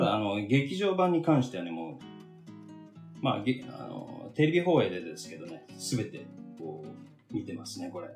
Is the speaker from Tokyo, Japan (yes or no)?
yes; Tokyo, Japan; 東京生まれの東京育ちなんですけど、まあ、東京といってもね、僕、郊外なの。